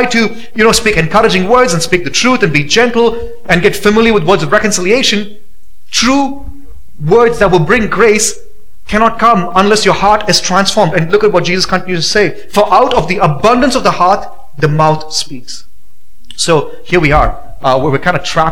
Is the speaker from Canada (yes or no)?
no; India; now in Boise, United States; growing up in India